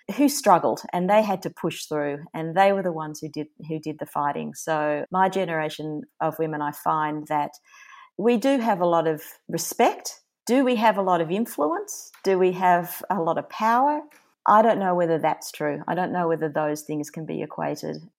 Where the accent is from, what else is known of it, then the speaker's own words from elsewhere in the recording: Melbourne, Victoria, Australia; my hometown of Melbourne